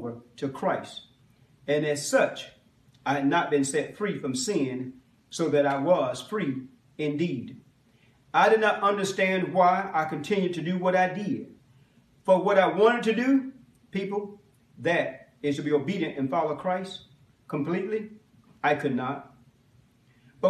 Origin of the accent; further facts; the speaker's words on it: Macon, Georgia, United States; I was born and raised in Macon, Georgia